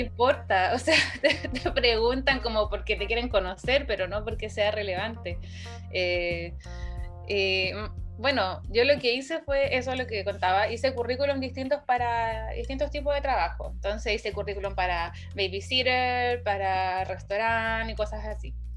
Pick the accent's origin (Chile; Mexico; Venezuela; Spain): Chile; Valparaíso; moved away as an adult; also born or lived in Santiago, Chile; now in South Korea; yo soy de Valparaíso